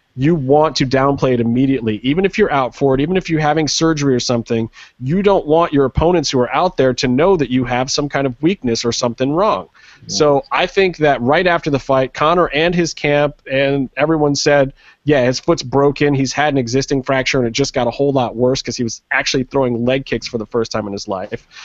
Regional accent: Cleveland, Ohio, United States; my hometown, Cleveland.

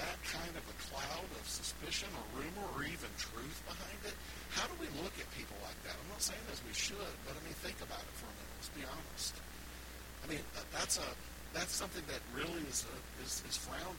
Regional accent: the South, United States; I'm from the South, and proudly so

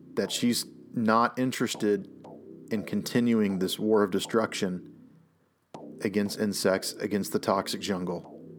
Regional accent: the South, United States; I am from the South, and I grew up with a lot of people who were just convinced that the reason why things were so bad in the South

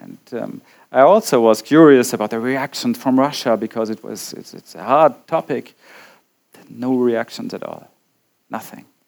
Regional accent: Bavaria, Germany; English is a second language; also born or lived in Nuremberg; my hometown, uh, as I told, a Bavarian small town which was uh, occupied by the Americans

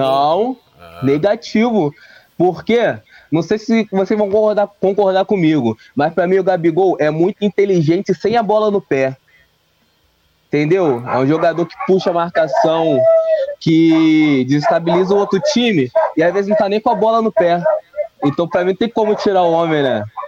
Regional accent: Rio de Janeiro, Brazil; sou do Rio de Janeiro, Campo Grande, Zona Oeste do, do Rio de Janeiro

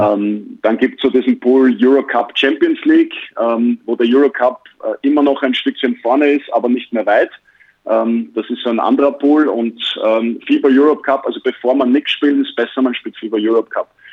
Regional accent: Austria; now in Bayreuth, Germany; als Österreicher

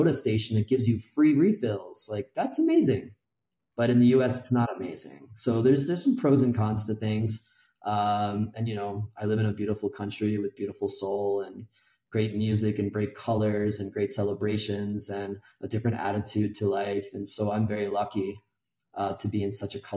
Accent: United States; moved away as an adult; now in Mexico City, Mexico; I'm American

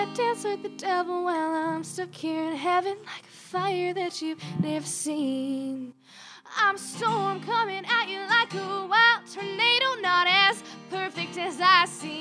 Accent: near Bonnyville, Alberta, Canada; another show by my hometown

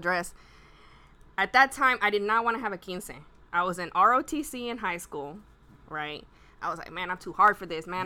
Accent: Pasadena, Texas, United States; I grew up on Jenkins Road and anyone who's who's from around there, you know, it's just like one little street, and it's just like a barrio

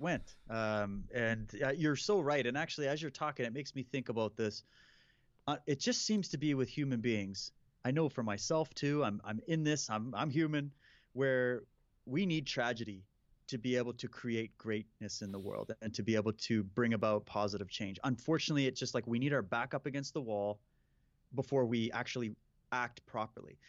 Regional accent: Saskatchewan, Canada; moved away; I grew up in Saskatchewan.

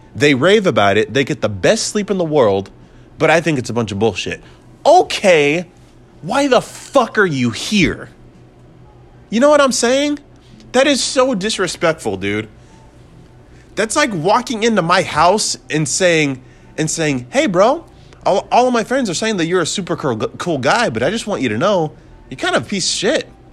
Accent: United States; I'm an American

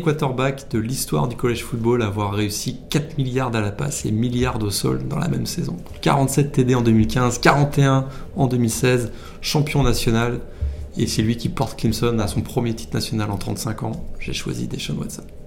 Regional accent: France; en tant que français arrivant là-bas

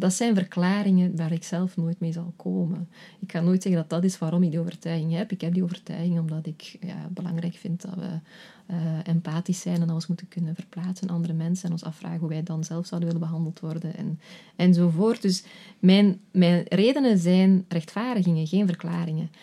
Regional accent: Flanders, Belgium; moved away as an adult; also born or lived in Netherlands; ik een paar jaar in Nederland heb gewerkt als Vlaamse

